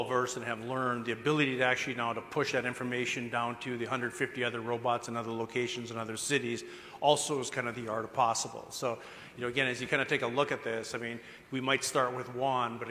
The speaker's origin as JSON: {"language": "English", "region": "Minnesota", "country": "United States", "said": "I'm from Minnesota."}